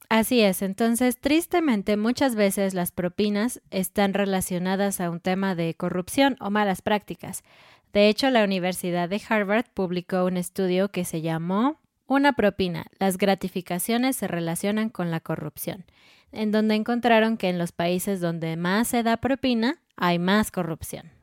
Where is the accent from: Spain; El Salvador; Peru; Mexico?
Mexico; en México